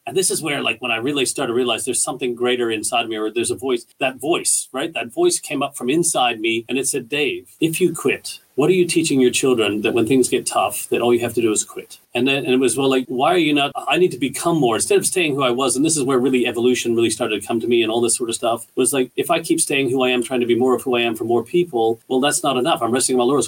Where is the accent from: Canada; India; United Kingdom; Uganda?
Canada; moved away as an adult; now in Australia; We're Canadian people um, we're really proud Canadians, but we're also really thankful for the great country that Australia is that we've called home now for the past 12, 13 years